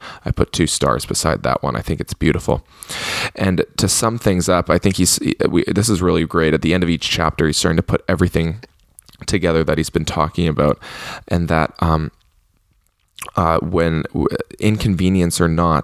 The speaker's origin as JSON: {"language": "English", "country": "Canada", "said": "I'm Canadian"}